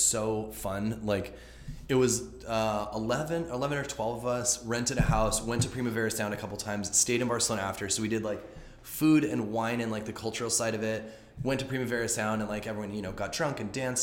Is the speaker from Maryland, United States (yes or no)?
no; Los Angeles, California, United States; I'm from here, I'm from Los Angeles